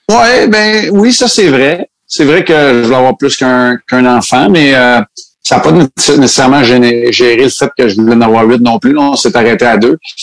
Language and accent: French; Montreal, Quebec, Canada; moved away; also born or lived in Saguenay / Chicoutimi; Je viens quand même de Montréal